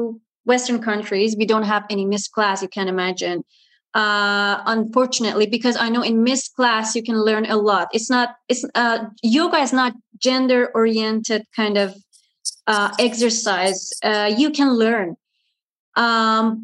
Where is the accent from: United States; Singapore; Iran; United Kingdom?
Iran; moved away as an adult; now in Canada; I immigrated from Iran to Canada